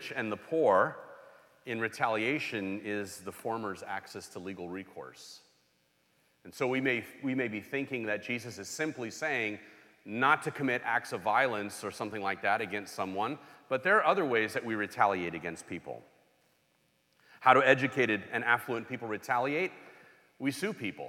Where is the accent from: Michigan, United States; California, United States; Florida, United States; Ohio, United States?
California, United States; Los Angeles; I grew up in Los Angeles